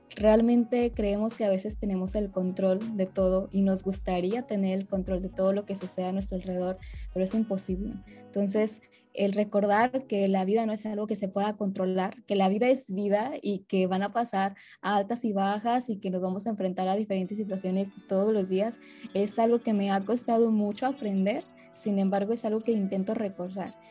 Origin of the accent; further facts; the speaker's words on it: Monterrey, Nuevo León, Mexico; yo soy de la ciudad de Monterrey, Nuevo León